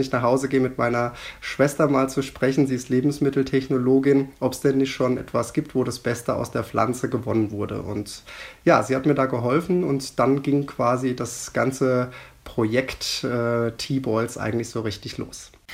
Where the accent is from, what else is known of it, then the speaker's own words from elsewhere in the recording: Rodenbach, Hesse, Germany; Hier in Roten Bergen, was ja auch meine Heimat ist